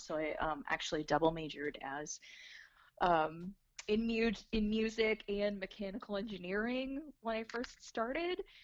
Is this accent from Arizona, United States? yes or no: yes; Arizona, United States; moved away as an adult; also born or lived in Los Angeles, California / Flagstaff, Arizona; now in Florida, United States; I was born in Arizona